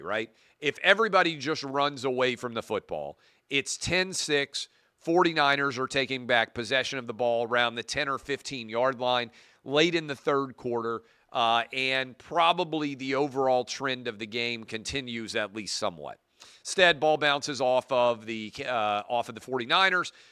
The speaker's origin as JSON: {"language": "English", "town": "Nashville", "region": "Tennessee", "country": "United States", "tie": "born or raised there", "said": "my hometown"}